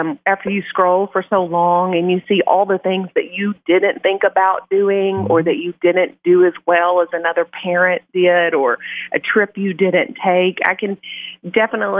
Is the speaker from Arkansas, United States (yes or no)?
yes; Blytheville, Arkansas, United States; I'm from Blytheville